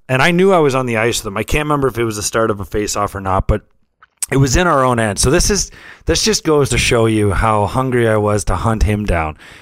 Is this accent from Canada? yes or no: yes; St. Catharines, Ontario, Canada; we grew up in Saint Catharines